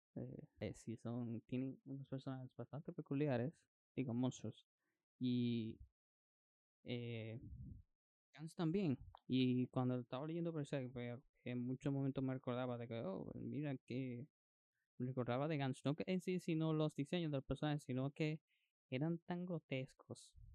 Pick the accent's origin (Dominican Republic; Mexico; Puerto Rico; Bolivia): Dominican Republic; como decimos dominicano